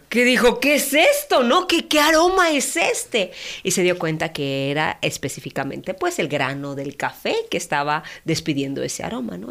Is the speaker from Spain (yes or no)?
no; Mexico; como mexicanos